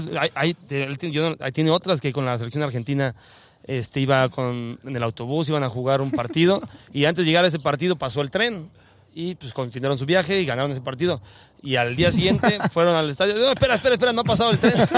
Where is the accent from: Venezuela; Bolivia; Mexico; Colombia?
Mexico; accent: chilango; yo nací en México